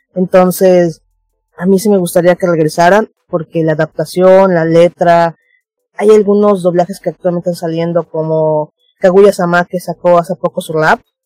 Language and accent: Spanish; Mérida, Yucatán, Mexico; yo soy de Yucatán, Mérida.